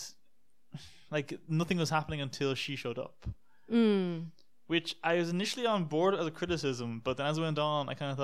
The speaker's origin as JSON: {"language": "English", "country": "United States", "said": "Us Americans"}